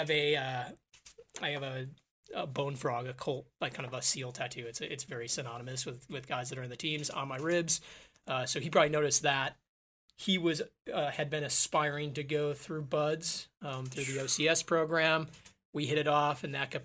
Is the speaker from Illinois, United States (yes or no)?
yes; Chicago, Illinois, United States; moved away; I grew up in Chicago